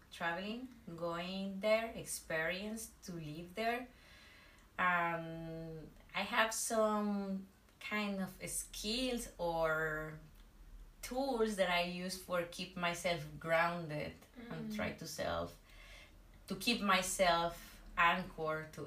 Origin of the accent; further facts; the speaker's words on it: northwest Mexico, Mexico; I'm from Mexico, from the northwest of Mexico